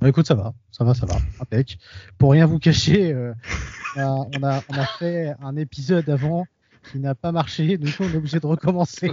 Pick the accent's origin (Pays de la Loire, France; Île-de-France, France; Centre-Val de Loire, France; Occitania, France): Île-de-France, France; Nogent-sur-Marne; ma ville natale de Nogent-sur-Marne